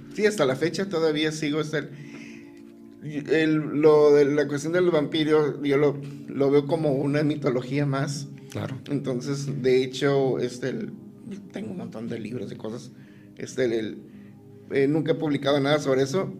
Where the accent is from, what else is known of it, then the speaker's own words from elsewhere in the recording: Tijuana, Baja California, Mexico; also born or lived in El Dorado, Sinaloa; Yo llego a Tijuana a los tres meses de nacido